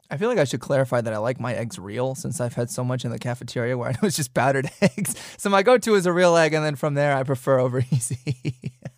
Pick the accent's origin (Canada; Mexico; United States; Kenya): United States; Wisconsin; also born or lived in Tennessee; now in North Dakota, United States; I was born in Wisconsin